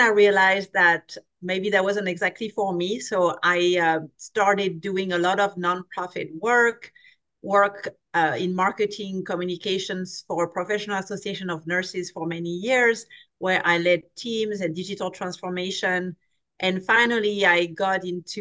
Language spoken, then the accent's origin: English; France; moved away as an adult; now in California, United States; I grew up in France, so a very different culture from the American culture. I came to California when I was 21